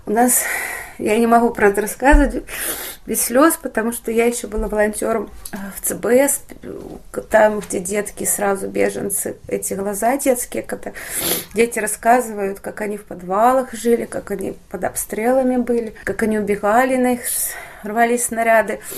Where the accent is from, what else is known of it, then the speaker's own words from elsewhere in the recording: Belarus; moved away as an adult; now in Warsaw, Poland; я бабуля из Вёски, как я говорю, я бабушка из деревни, у меня внуки есть сейчас в Беларуси